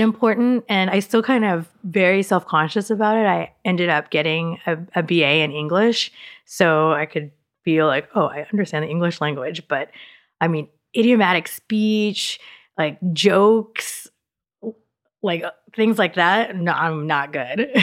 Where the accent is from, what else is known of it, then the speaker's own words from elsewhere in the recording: Dallas, Texas, United States; also born or lived in Austin, Texas; I was in Dallas until nineteen ninety-six, until I went to school